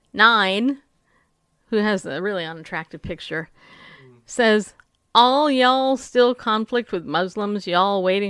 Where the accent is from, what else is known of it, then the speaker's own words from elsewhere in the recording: New York, United States; Okay, anyway, so, can you tell I'm from New York? Can you?